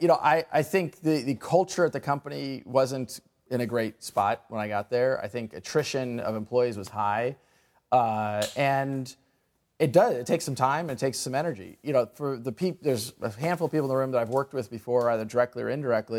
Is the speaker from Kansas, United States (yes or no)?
yes; Kansas, United States; now in Silicon Valley, United States; I grew up in Kansas